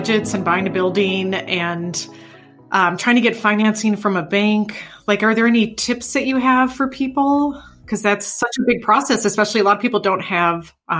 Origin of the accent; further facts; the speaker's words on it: Sheboygan, Wisconsin, United States; I grew up in Sheboygan